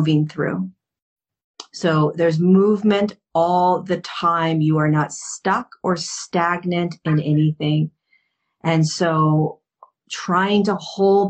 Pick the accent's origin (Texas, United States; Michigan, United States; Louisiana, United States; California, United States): California, United States; Hermosa Beach; I grew up in Hermosa Beach